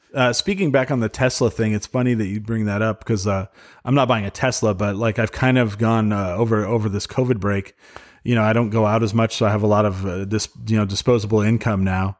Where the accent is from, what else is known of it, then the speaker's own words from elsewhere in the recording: Clovis, New Mexico, United States; grew up in Clovis, so my parents, uh, so, um, they moved to Cloudcroft, New Mexico, and sold the house in Clovis